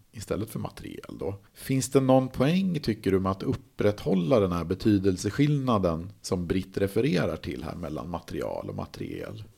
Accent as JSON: {"language": "Swedish", "region": "Mälaren Valley", "country": "Sweden", "said": "Jag kommer ju då från Mellansverige, Mälardalen"}